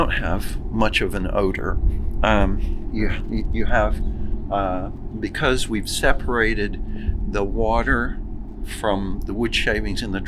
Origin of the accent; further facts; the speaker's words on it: Arkansas, United States; also born or lived in Ohio; now in New York, United States; I'm from Arkansas